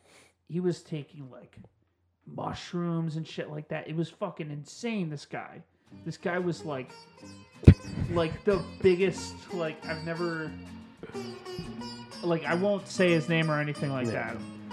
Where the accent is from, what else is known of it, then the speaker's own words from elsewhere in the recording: England, United Kingdom; Here's the thing. I'm English, so he'll fucking kick my ass.